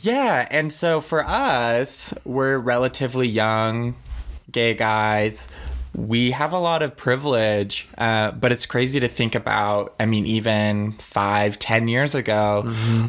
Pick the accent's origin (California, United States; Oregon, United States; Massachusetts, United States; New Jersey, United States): Oregon, United States; I grew up in Oregon, which was and where I lived in Willamette Valley was very liberal